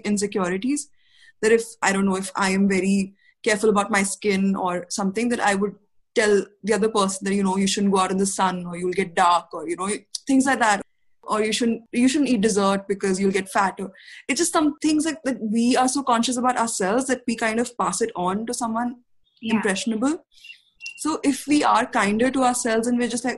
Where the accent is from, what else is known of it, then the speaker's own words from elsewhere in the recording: India; as an Indian society